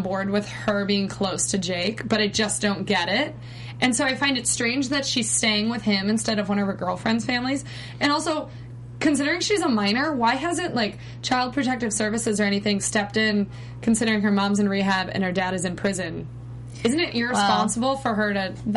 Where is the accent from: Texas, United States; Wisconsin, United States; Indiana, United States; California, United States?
Wisconsin, United States; I grew up in Wisconsin, which is, like, the home of alcoholism